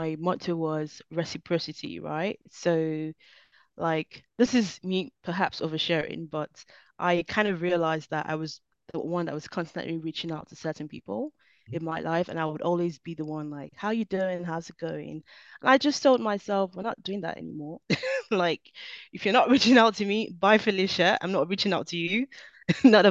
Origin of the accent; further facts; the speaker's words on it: Nigeria; I am Nigerian born